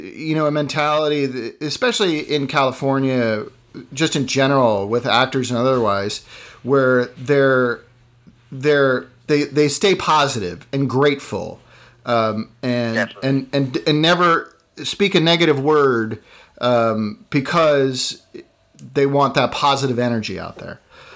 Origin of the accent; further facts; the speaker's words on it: Ireland; I'm Irish, so given to crankiness. I mean, I grew up in a pretty privileged environment.